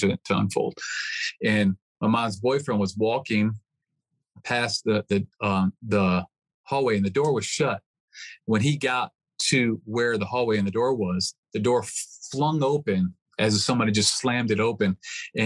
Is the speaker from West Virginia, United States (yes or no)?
yes; West Virginia, United States; also born or lived in Michigan; I was born in Michigan. And right after I was born, we were living in West Virginia